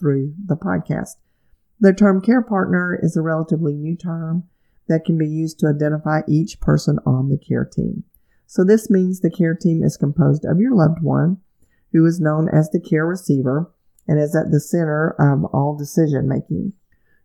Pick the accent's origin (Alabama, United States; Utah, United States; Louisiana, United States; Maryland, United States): Alabama, United States; my home state of Alabama